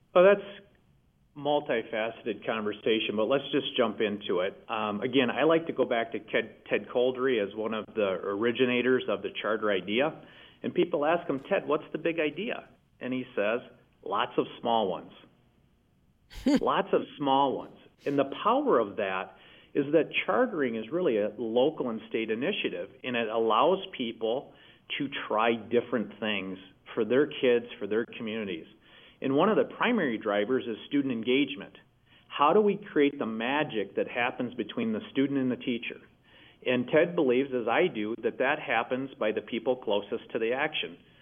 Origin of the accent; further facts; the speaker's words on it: Michigan, United States; in my home state of Michigan